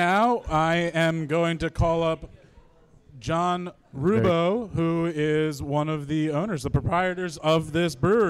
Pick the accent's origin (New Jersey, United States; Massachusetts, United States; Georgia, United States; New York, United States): New Jersey, United States; I was born in Jersey, raised in Jersey, educated in Jersey, living in Jersey, dying in Jersey, probably.